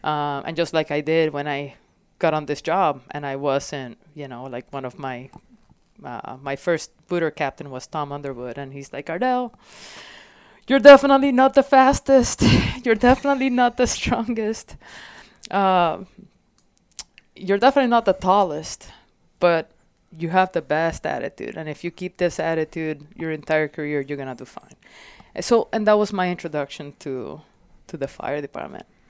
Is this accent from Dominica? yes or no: no; Puerto Rico; also born or lived in Florida; now in Phoenix, United States; So, growing up in Puerto Rico was, like, constant discovery and nature